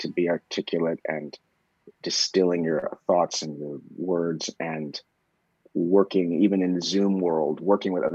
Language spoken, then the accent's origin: English; Columbia, Missouri, United States; moved away; also born or lived in Berkeley, California / Southeast Asia; I was raised mostly in Columbia